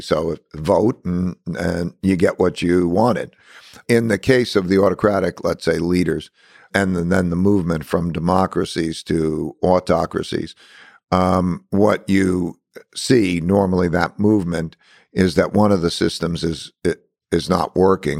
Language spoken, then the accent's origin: English; United States; being an American here is that I grew up with all different nationalities